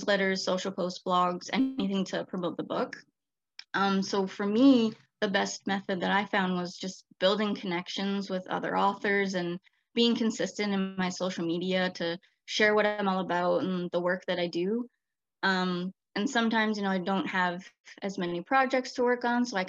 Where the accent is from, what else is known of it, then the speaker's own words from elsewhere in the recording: British Columbia, Canada; I was born and raised in British Columbia